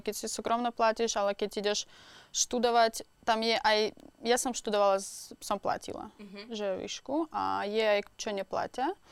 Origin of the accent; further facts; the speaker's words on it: Moscow, Russia; Slovak is a second language; moved away as an adult; also born or lived in Krasnoyarsk, Russia / Czech Republic; now in Slovakia; od základnej školy bývam v Moskve. Tak ja som vyrastala celý život že v Moskve a potom som sa presťahovala